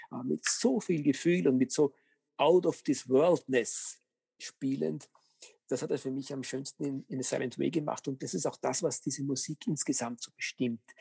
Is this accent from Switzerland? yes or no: no; Austria; ich behaupte mal, als Österreicher darf man durchaus äh, sich auf die Fahnen heften